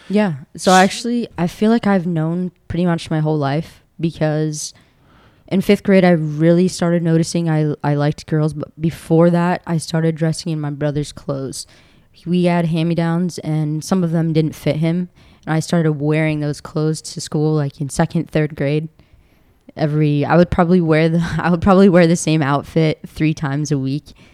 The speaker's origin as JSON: {"language": "English", "town": "Baltimore", "region": "Maryland", "country": "United States", "tie": "born or raised there", "also_born_or_lived": "Delaware", "said": "I was raised in uh, in Maryland, Baltimore, Maryland"}